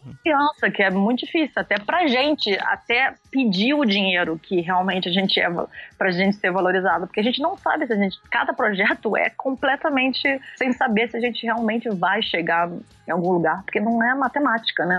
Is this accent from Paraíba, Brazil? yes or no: no; Niterói, Rio de Janeiro, Brazil; moved away as an adult; also born or lived in Netherlands; now in England; sou de Niterói, do Rio de Janeiro